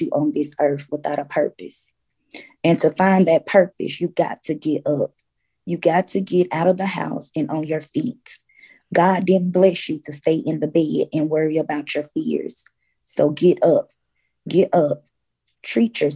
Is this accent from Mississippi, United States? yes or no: yes; Mississippi, United States; moved away; we're from Mississippi